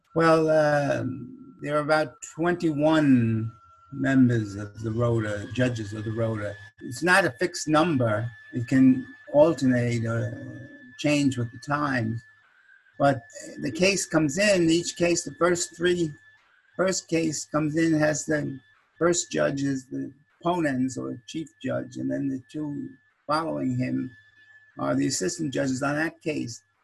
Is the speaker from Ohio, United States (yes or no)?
no; Huntington, New York, United States; Huntington, Long Island, that's my hometown